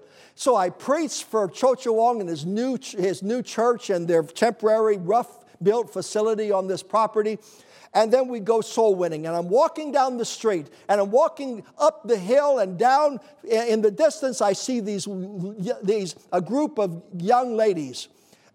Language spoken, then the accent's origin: English; United States; I said, America, USA